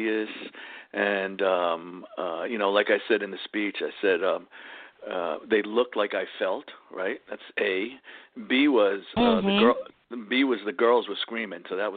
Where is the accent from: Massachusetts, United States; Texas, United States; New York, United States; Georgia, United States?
New York, United States; New York City; accent: Bronx; What I got is called a Bronx accent, Bronx, New York.